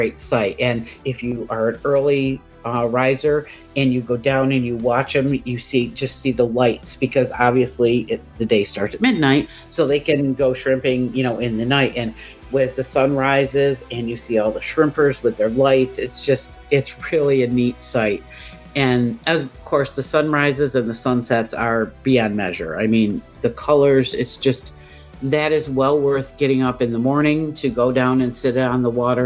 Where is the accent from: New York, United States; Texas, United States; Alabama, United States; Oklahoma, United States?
New York, United States; Central; also born or lived in Mississippi Gulf Coast; now in Mississippi, United States; I'm from Central New York, so when I moved down here